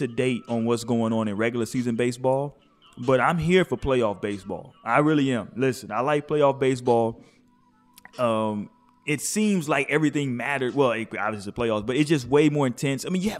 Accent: Houston, Texas, United States; where I grew up at in H-Town.

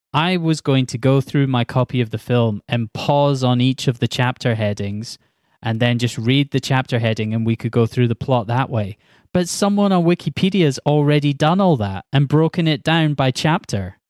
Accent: Scotland, United Kingdom; I'm Scottish

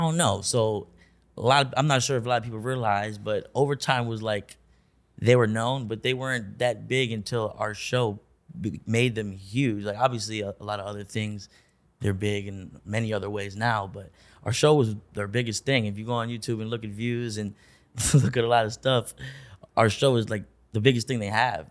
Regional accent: Orlando, Florida, United States; also born or lived in Augusta, Georgia; we moved to Orlando when I was, like, two or three

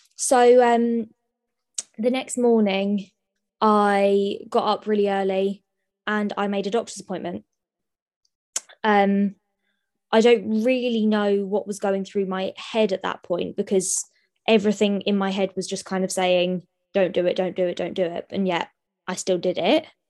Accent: Sutton, United Kingdom; I was born, born and bred in Sutton, um, so I'm a local girl

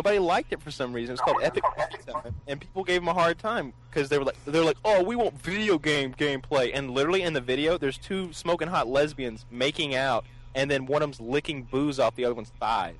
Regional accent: the South, United States; I'm from the South

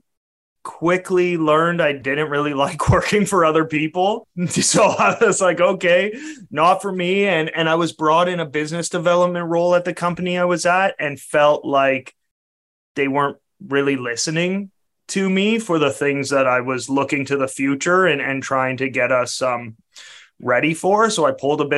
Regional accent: Canada; I'm a Canadian

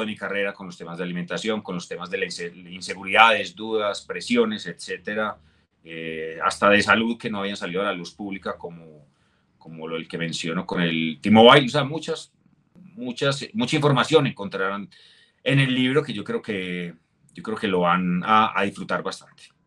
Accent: Colombia; mi regreso a Colombia

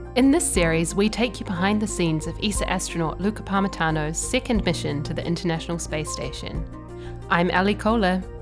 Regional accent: New Zealand; moved away; my home country, New Zealand

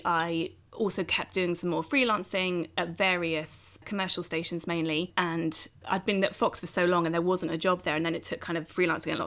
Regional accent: Oxfordshire, South East England, United Kingdom; the local TV station where we grew up in Oxfordshire

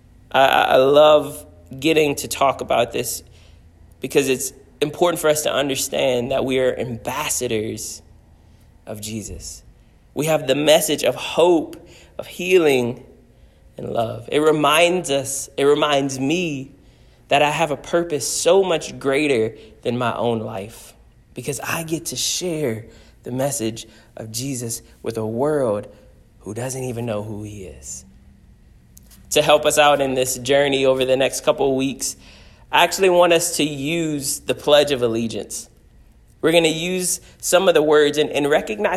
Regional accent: United States; I love being an American.

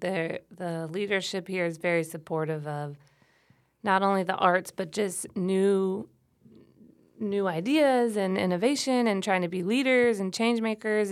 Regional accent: South Louisiana, United States; moved away as an adult; also born or lived in New Orleans, Louisiana; now in Troy, United States; I'm not from here. I'm from South Louisiana, and I lived in New Orleans for ten years before I moved to Troy

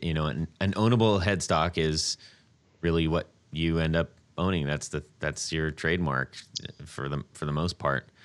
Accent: Orange County, California, United States; We're both from Orange County

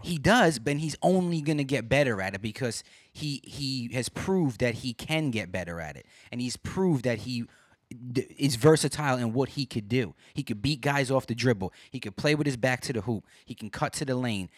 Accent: New York City, New York, United States; now in Binghamton, United States; I'm from Brooklyn. I was born and raised there

